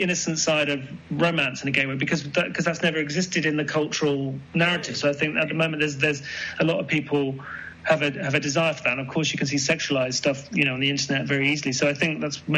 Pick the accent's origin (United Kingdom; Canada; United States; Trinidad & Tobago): United Kingdom; growing up in Britain